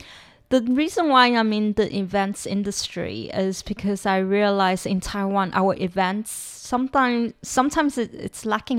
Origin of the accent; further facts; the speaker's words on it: South Africa; I mean, I grew up in South Africa.